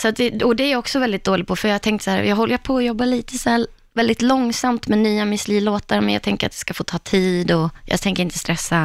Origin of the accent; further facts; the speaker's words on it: Borlänge, Dalarna County, Sweden; hemma i Borlänge